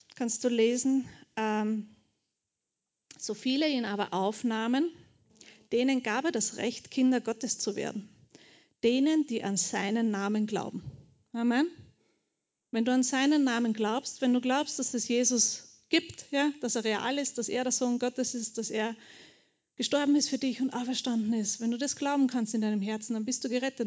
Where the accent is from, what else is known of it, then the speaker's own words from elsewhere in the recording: Bucklige Welt, Lower Austria, Austria; also born or lived in Burgenland / Melk; ich bin in Niederösterreich aufgewachsen, in der buckligen Welt